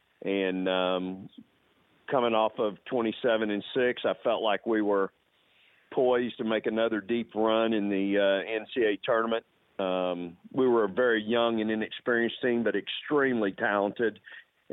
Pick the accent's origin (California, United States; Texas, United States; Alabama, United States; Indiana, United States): Texas, United States; moved away; also born or lived in Austin, Texas / La Grange, Texas; it's the opportunity, sure, to go back to my home state. I was born actually across the street from the Drum there where we play currently, and was raised on the weekends in a small town called LaGrange, Texas